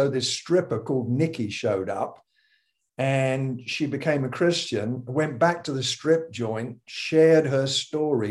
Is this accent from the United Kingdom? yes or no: yes; United Kingdom; being British